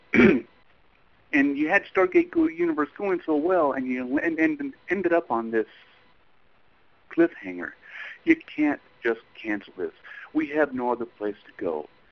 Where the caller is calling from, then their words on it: Texas, United States; I'm calling from Texas